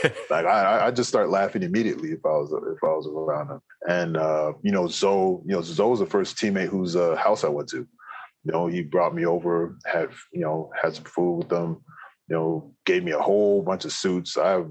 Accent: Canada; Someone that was very similar, you know, to me, where we're both Canadian, both West Indian background

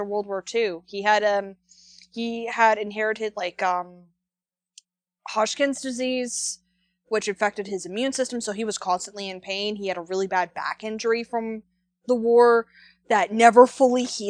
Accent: Canada; I'm Canadian

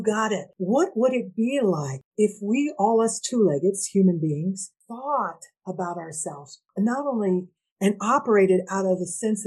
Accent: United States; I'm half Indigenous, Nahua, which people know as Aztec, and I'm Mexican American.

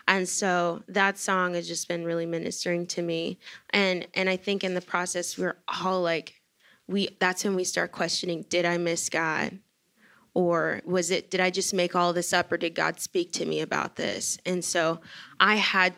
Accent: Shreveport, Louisiana, United States; I'm from Shreveport

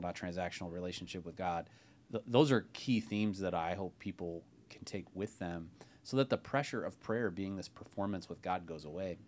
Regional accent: Ohio, United States; now in Bay Area, California, United States; as a fellow non-native Californian, I grew up in Ohio

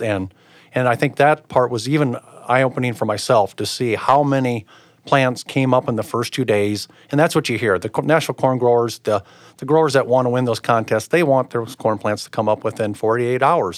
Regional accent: Pomeroy, Iowa, United States; I'm originally from Pomeroy, Iowa, by Twin Lakes, so it'd be north central Iowa

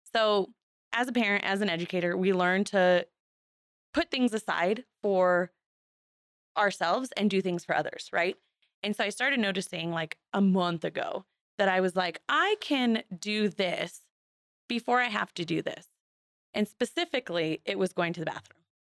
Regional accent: Seminole, Arizona, United States; also born or lived in Douglas, Arizona / Sierra Vista, Arizona / Flagstaff, Arizona; Grew up in Seminole, moved to Sierra Vista, and then moved to Flagstaff for twelve years

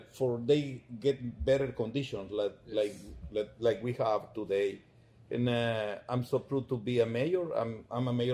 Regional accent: Palencia, Guatemala Department, Guatemala; we are from Palencia. We are so proud to be in Palencia

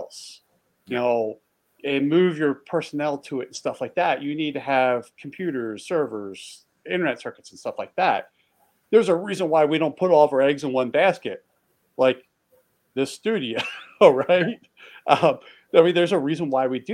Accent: East Coast, United States; I grew up on the East Coast

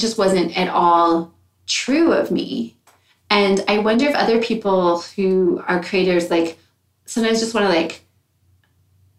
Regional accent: United States; moved away as an adult; also born or lived in Minneapolis; now in Smithers, Canada; I was born in the United States

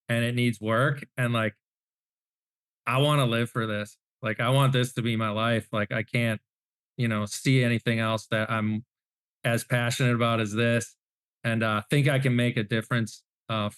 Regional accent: Wisconsin, United States; now in Central Florida, United States; I grew up in Wisconsin

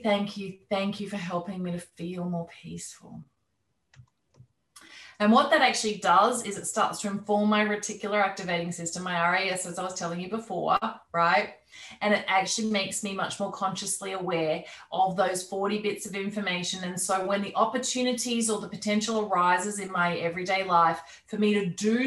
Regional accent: Australia; moved away as an adult; also born or lived in London; even though I'm Australian, I'd been living there for many years

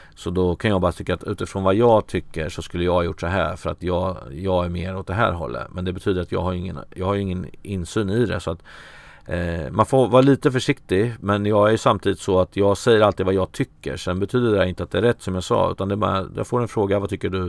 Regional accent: Örebro, Örebro County, Sweden; jag är från Örebro

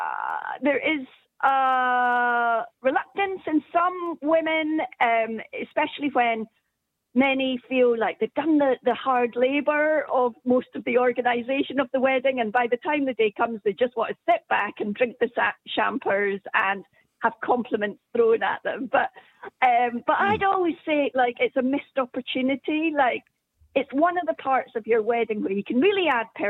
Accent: Scotland, United Kingdom; being a Scot myself

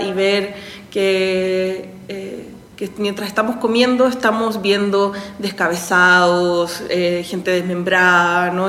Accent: Santiago, Santiago Metropolitan Region, Chile; moved away as an adult; also born or lived in Mexico; now in Mexico City, Mexico; Soy de Santiago, soy de Santiago de Chile, pero ya vivo acá hace 16

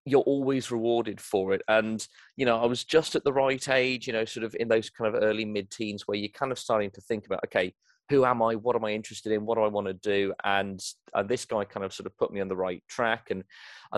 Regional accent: United Kingdom; accent: British; also born or lived in Nigeria; I was raised in Nigeria on a missionary compound, but I returned to the UK, as you can probably tell from my accent, I am British, returned to the United Kingdom, started school there

